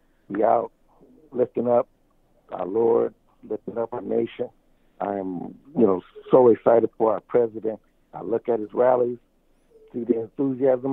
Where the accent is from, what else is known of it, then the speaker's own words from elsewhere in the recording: California, United States; moved away as an adult; now in Georgia, United States; I'm from California, but moved to Georgia